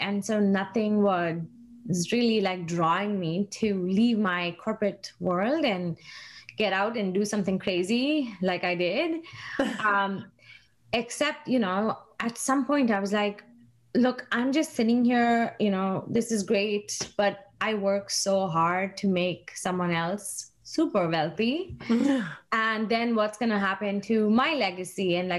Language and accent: English; India; moved away; I moved here from India in 2006, and that was like a huge change for me, like culturally, mentally, everything, right?